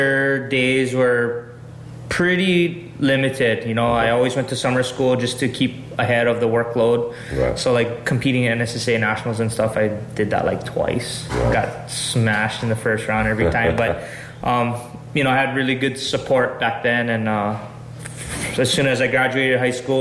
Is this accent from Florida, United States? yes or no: no; Hawaii, United States; being a young kid from the middle of the island